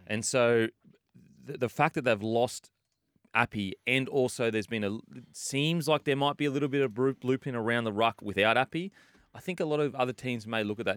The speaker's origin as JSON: {"language": "English", "town": "Gold Coast", "region": "Queensland", "country": "Australia", "said": "I'm from the Gold Coast"}